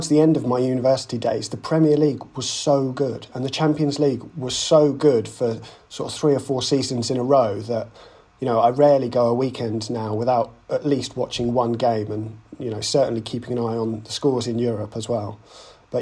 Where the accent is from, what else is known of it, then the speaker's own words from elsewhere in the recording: Bognor Regis, South East England, United Kingdom; I grew up in Bognor Regis on the south coast